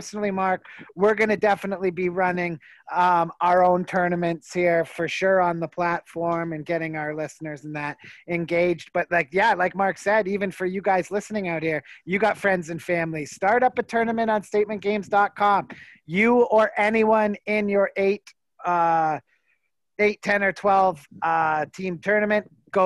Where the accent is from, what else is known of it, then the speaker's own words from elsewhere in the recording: Canada; where I'm from